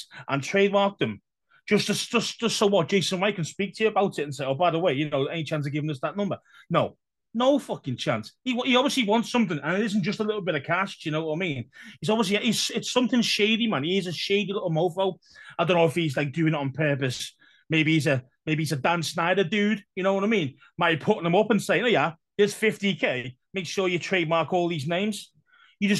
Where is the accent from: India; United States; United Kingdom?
United Kingdom; England; We're used to it as English